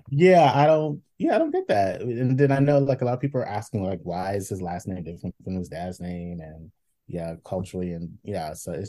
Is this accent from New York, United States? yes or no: yes; New York, United States; like so... as the New Yorker, like I don't